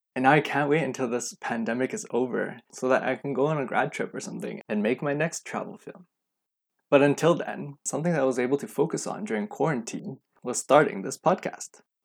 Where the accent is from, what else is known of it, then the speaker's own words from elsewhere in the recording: Vancouver, British Columbia, Canada; I was born and raised right here in Vancouver, B C, and I've lived here all my life